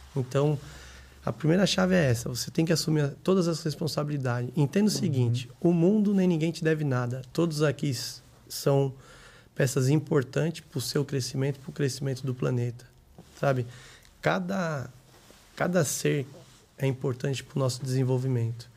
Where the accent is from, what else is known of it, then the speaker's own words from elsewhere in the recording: São Caetano do Sul, São Paulo, Brazil; also born or lived in Grajaú, São Paulo; eu nasci em São Caetano do Sul e morei lá até uns 10 anos